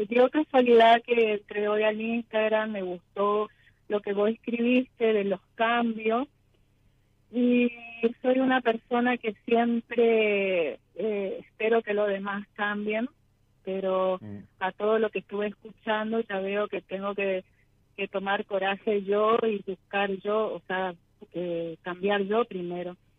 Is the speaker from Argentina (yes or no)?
yes; Resistencia, Chaco, Argentina; De Resistencia Chaco.